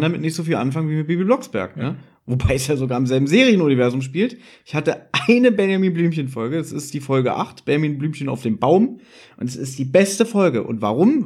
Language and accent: German; Berlin, Germany; ich bin ja jetzt inzwischen 36 Jahre alt, komme aus Berlin